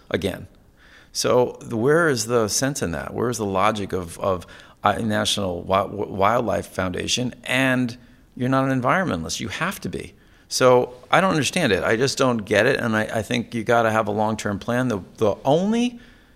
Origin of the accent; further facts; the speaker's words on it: Connecticut, United States; I grew up in Connecticut